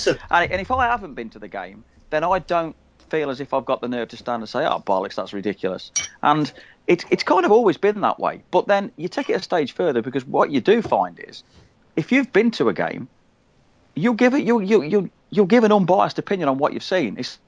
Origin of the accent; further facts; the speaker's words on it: Midlands, United Kingdom; it might be different for me because I come from the Midlands. And in the town I live in, which is a small town, there's a lot of mixed support